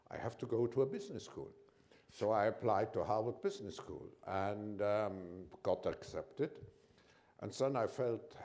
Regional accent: Germany; my parents originally came from Switzerland, but I grew up in Germany and I was born just before the war

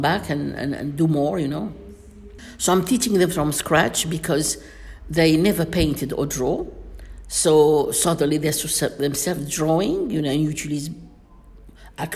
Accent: Miliana, Aïn Defla Province, Algeria; moved away; also born or lived in London; in Algiers, in my hometown, Miss Miliana

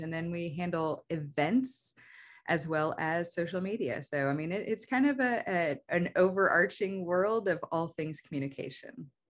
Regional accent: Oklahoma, United States; also born or lived in Missouri; I'm mostly from Oklahoma. We moved here whenever I was in the fourth grade and, uh, have stayed. So, I mean, I would say I'm definitely an Oklahoma kid

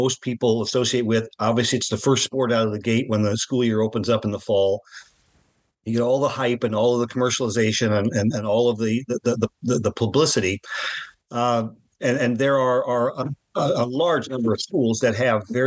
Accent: Central Illinois, United States; I grew up in Central Illinois

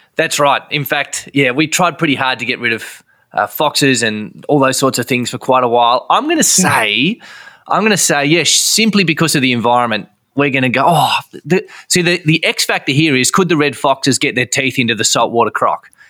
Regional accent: Hobart, Tasmania, Australia; we, we would call ourselves Hobartians

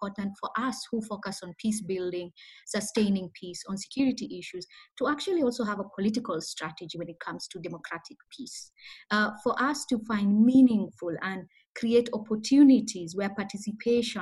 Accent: Kisumu, Kisumu County, Kenya; So I grew up in Kenya, in a town called the Kisumu.

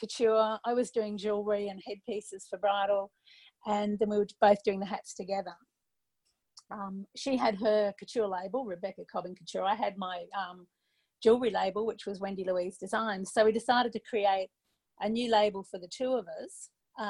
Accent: Brisbane, Queensland, Australia; moved away; also born or lived in Sydney; I grew up in Brisbane. Came back to Brisbane to live

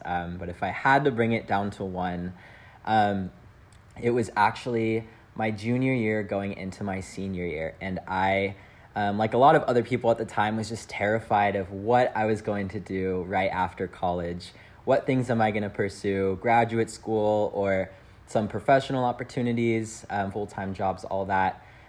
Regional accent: San Jose, California, United States; But I'm originally from San Jose, California.

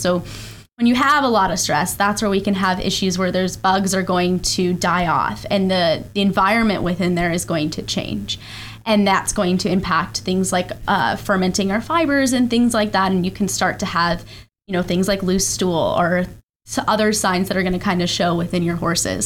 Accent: Colorado, United States; moved away as an adult; also born or lived in Georgia / Texas; now in Ocala, United States; I grew up in Colorado

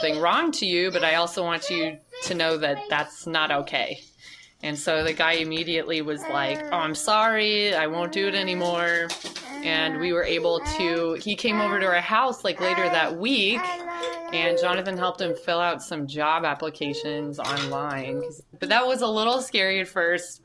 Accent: Southern California, United States; also born or lived in Annandale, Virginia; now in Washington, D.C., United States; We're originally from Southern California, and we lived in Annandale for 4 years in a basement apartment before moving to Anacostia

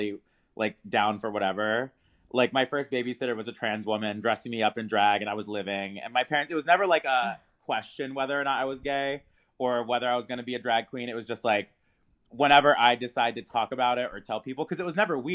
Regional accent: Maryland, United States; moved away as an adult; also born or lived in Los Angeles, California / Miami, Florida; now in Chicago, United States; I was born in LA, grew up in Maryland, went to grad school in Miami, and then just moved to Chicago

